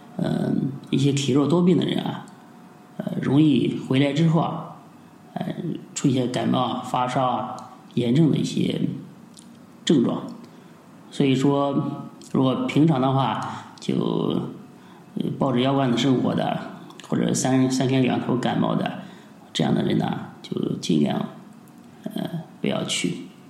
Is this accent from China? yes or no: yes; China; 我们中国人